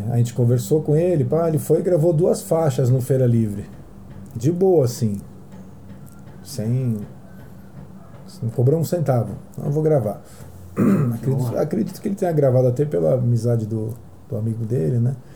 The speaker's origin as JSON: {"language": "Portuguese", "region": "Rio de Janeiro", "country": "Brazil", "tie": "born there", "said": "eu nasci no mato, na época no Rio de Janeiro, né?"}